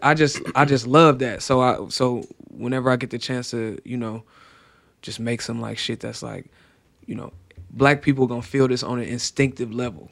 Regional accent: Cleveland, Ohio, United States; I'm from Cleveland.

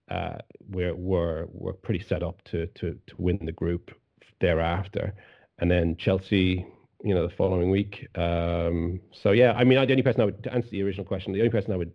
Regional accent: Ireland; I'm Irish

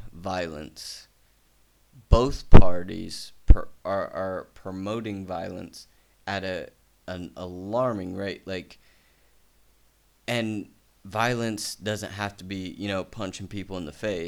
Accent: United States; I'm from the United States

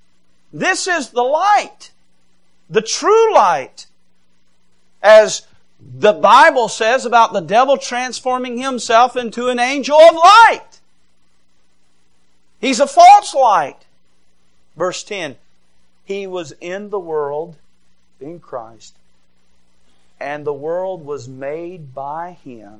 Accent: Georgia, United States; now in Michigan, United States; I did go to a public school and I grew up in Georgia

